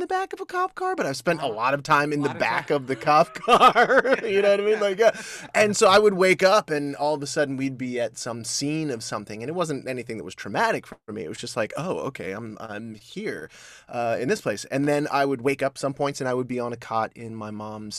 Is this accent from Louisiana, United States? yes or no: no; Columbus, Georgia, United States; also born or lived in Atlanta, Georgia; I was born in Georgia, Columbus, Georgia